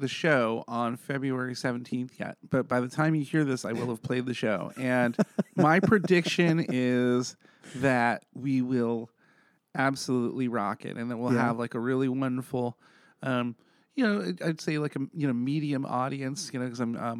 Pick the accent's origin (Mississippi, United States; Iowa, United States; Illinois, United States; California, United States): California, United States; South San Francisco; also born or lived in New York / Bakersfield; I grew up in South San Francisco